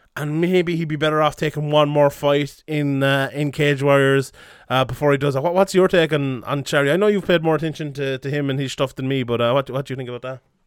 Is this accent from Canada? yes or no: no; Ireland